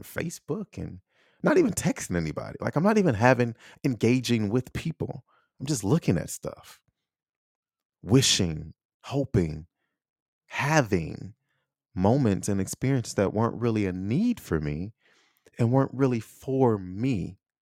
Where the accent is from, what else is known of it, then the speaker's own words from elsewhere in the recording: United States; I'm American